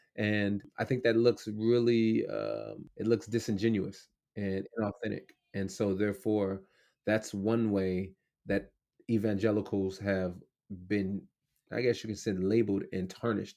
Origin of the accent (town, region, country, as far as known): United States